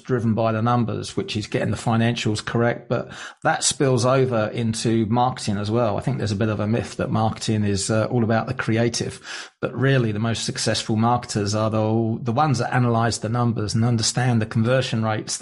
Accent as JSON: {"language": "English", "region": "England", "country": "United Kingdom", "tie": "born or raised there", "said": "I grew up in England, just outside London."}